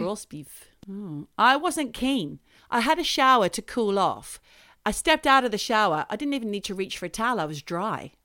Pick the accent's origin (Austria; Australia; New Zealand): Australia; I'm Australian.